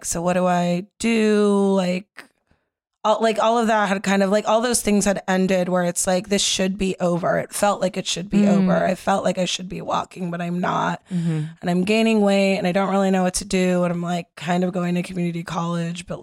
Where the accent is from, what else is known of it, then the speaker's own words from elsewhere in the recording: Los Angeles, California, United States; I grew up in Los Angeles